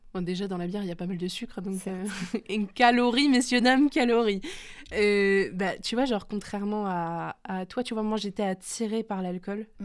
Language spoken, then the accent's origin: French; France; on est français